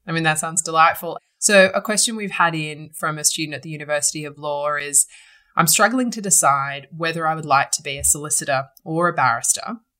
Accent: Sydney, New South Wales, Australia; I was born and bred in Sydney

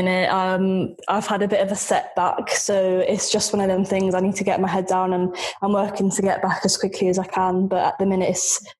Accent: Norwich, East of England, United Kingdom; So I grew up in Norwich, which is sort of the middle of nowhere, and there's nothing really around it.

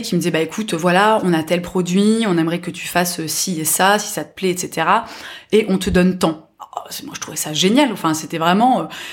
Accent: near Nancy, Grand Est, France; j'ai grandi voilà près de Nancy mhm. mais dans une petite ville

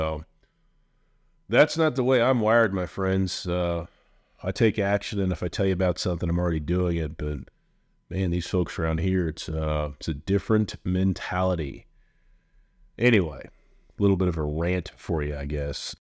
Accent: Indiana, United States; So again, I'm from Central Indiana. Way I was raised, work hard, get ahead, play hard, that type of thing

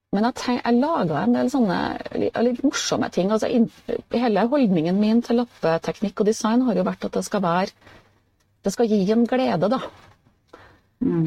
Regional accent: Steinkjer, Trøndelag, Norway; Jeg er jo fra Steinkjer, som ligger litt nord for Trondheim.

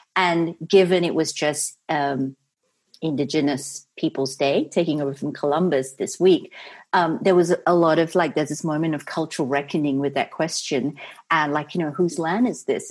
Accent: Singapore; also born or lived in San Francisco; now in United States; I was born in Singapore and raised there

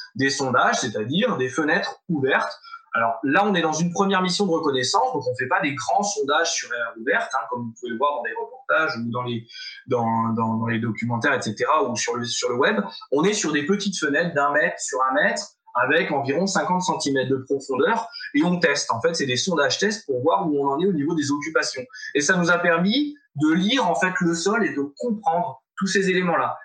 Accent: France; on vient euh, de France

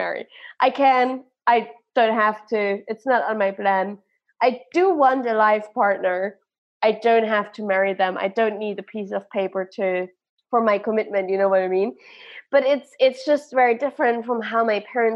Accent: Germany; I'm from Germany

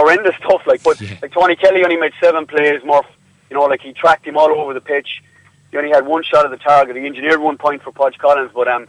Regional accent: Clare, Munster, Ireland; I'm from Clare

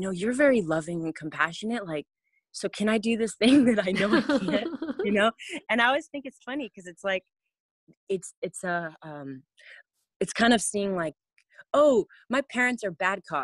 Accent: California, United States; growing up in California, I went to private schools my whole life.

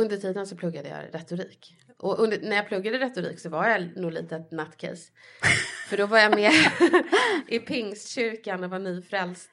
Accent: Stockholm, Stockholm County, Sweden; Jag är uppväxt i Bredäng utanför stan

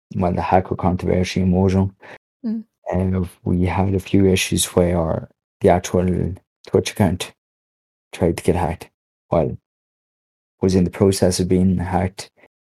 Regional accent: Ireland; also born or lived in Monaghan; I am an Irish streamer

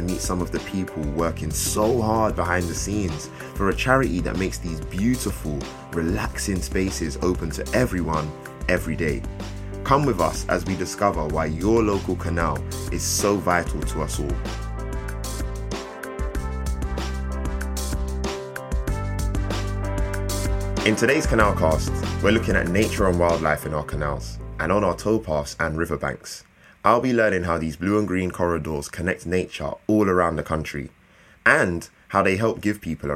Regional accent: London, United Kingdom; who grew up in the city, you know, I'm from London, I'm from South London, Lewisham.

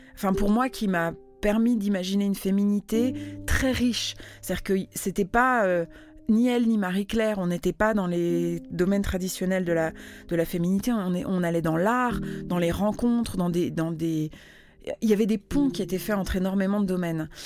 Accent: Netherlands; moved away; J'ai grandi aux Pays-Bas

